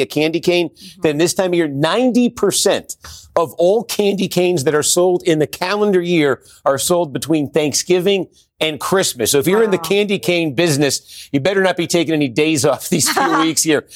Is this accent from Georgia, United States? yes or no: no; Massachusetts, United States; I'm from Massachusetts